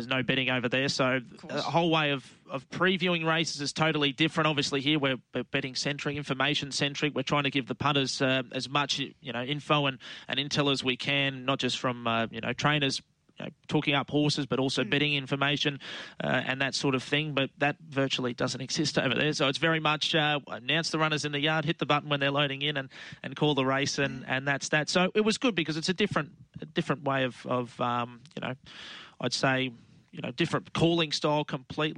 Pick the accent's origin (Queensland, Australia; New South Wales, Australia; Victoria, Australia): Queensland, Australia; Bundaberg; Always good to get back to my hometown, and great to call Bundaberg on Saturday